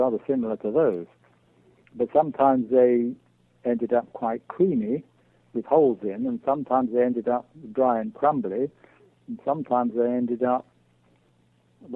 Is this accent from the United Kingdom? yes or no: yes; England, United Kingdom; moved away as an adult; now in Manitoba, Canada; as you can probably tell from my accent, I come originally from England